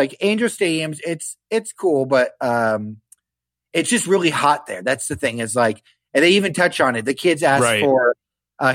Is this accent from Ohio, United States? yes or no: yes; Ohio, United States; we told him we're from Ohio.